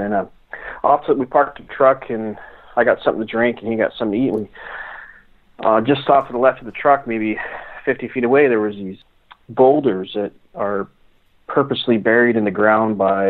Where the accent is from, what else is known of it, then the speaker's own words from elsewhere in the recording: Southern California, United States; moved away as an adult; now in Washington, United States; I grew up in Southern California